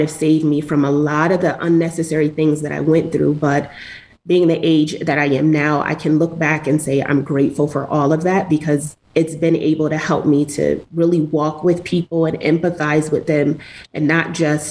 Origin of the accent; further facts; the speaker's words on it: New Jersey, United States; born and raised in New Jersey.